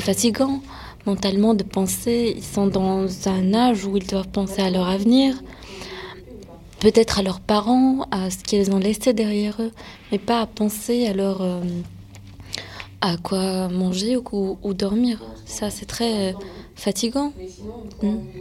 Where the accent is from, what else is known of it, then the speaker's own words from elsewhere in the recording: France; mes parents sont nés en Syrie, moi je suis née en France